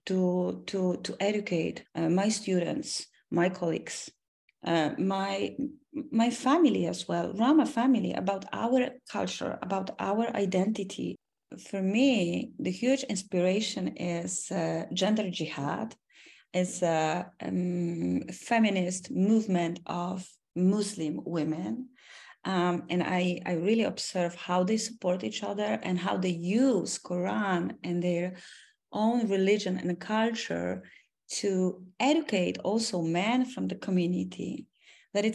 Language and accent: English; Oświęcim, Lesser Poland, Poland; I was born in Oświęcim. This is my hometown.